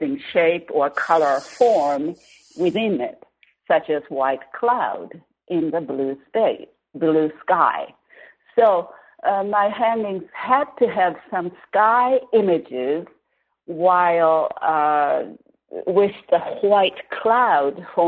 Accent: Tohoku, Japan; moved away; I'm from Tohoku, northern Japan, on the west coast, not the east coast

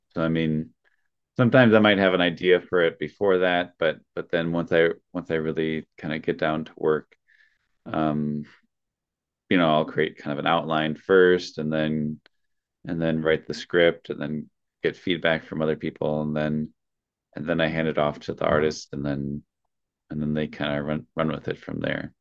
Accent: Wisconsin, United States; I'm from Wisconsin

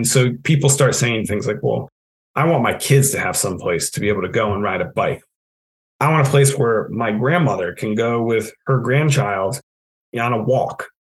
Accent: New England, United States; you know, I am born and bred in New England. Anyone who knows me or has had the pleasure of working with me can probably attest to the fact that, you know, I make a pretty good New Englander.

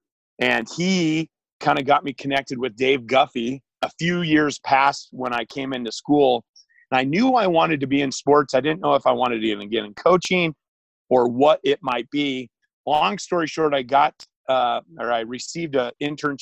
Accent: Great Falls, Montana, United States; also born or lived in Billings, Montana / Washington; I was born in Billings, raised in the state of Washington for some time. And then really my hometown became and still is Great Falls, Montana.

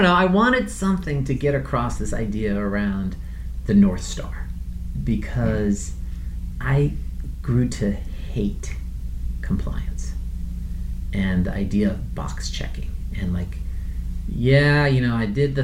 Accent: Iran; moved away; I'm from Iran originally

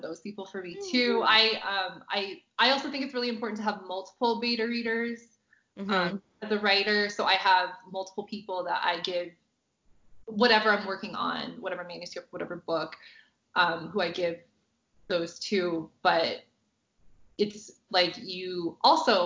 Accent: United States; I obviously am not from England, I'm American

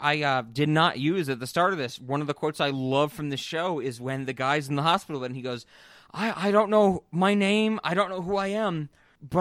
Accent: United Kingdom; I'm British, you know?

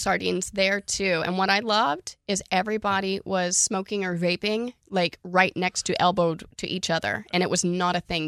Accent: Oklahoma, United States; I'm from Oklahoma, born and raised, thirty-four years

